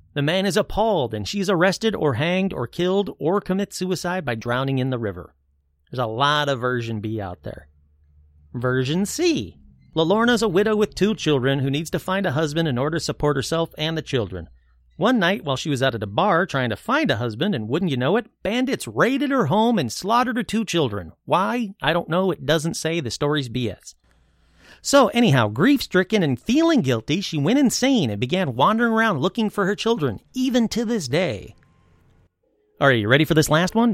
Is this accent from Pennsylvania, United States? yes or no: no; Michigan, United States; now in California, United States; I grew up in Michigan